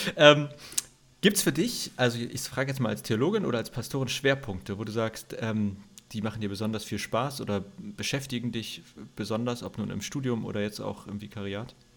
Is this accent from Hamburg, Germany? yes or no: yes; Hamburg, Germany; also born or lived in Greifswald / Berlin; wo ich aufgewachsen bin in Hamburg, Schnellsen